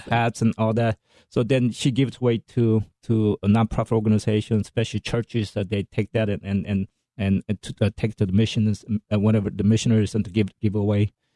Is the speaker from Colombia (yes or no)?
no; South Korea; now in United States; i'm american first and korean second